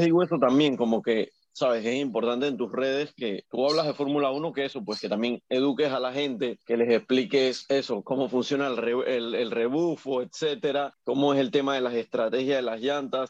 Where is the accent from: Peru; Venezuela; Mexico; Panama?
Panama; Acá en Panamá